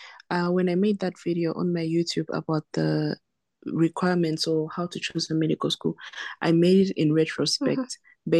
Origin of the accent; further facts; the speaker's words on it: South Africa; also born or lived in Zambia; now in China; I was born in Zambia, but then when I was about 9, my family relocated to South Africa, and then I lived there until I came to China.